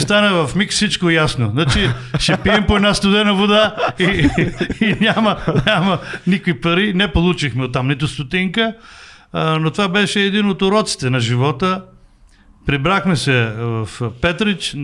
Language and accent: Bulgarian; Bulgaria; аз съм от България